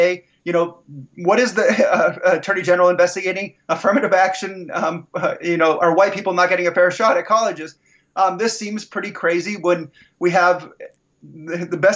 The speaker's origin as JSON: {"language": "English", "town": "Los Angeles", "region": "California", "country": "United States", "tie": "born or raised there", "said": "I grew up in the San Fernando Valley"}